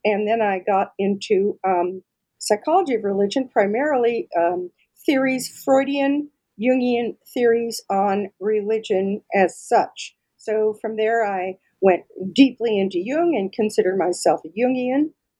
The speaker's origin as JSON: {"language": "English", "town": "Denver", "region": "Colorado", "country": "United States", "tie": "born or raised there", "said": "I'm from Denver, Colorado, and I'm really, really lucky that I was able to find a position right here in my own hometown."}